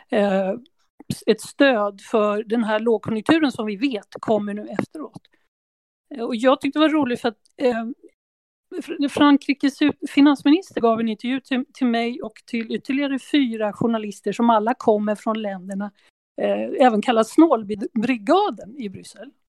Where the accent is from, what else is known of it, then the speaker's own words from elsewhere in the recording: Sweden; Så det tycker jag, det kan man ju fundera på som svensk.